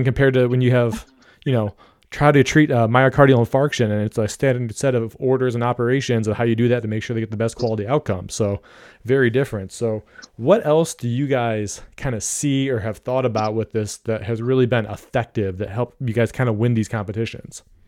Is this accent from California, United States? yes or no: no; Ohio, United States; I'm from Ohio